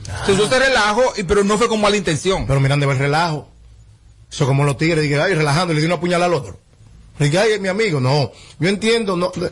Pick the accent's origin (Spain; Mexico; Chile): Mexico; yo soy mexicano y, yo, no sé mucho de República Dominicana en política